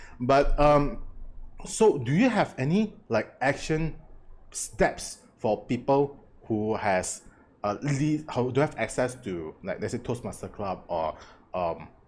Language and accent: English; Malaysia; as Malaysian, especially Malaysian, I grew up